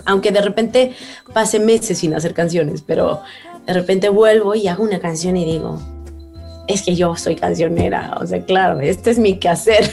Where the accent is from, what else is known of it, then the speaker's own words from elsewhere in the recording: Mexico; soy mexicana